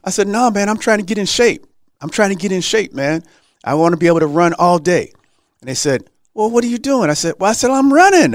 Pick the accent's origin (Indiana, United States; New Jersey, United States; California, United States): California, United States; Los Angeles; also born or lived in Texas; I'm from Los Angeles. Right. My parents were in Los Angeles